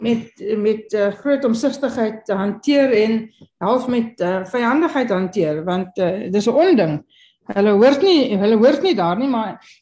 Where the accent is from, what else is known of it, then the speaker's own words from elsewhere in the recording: Kimberley, Northern Cape, South Africa; Ek kom van Kimberley